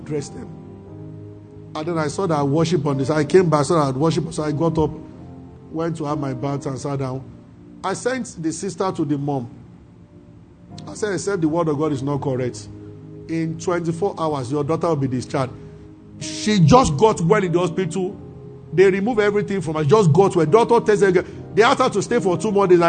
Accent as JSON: {"language": "English", "town": "Abeokuta", "region": "Ogun State", "country": "Nigeria", "tie": "born or raised there", "said": "when I was growing up in Abeokuta"}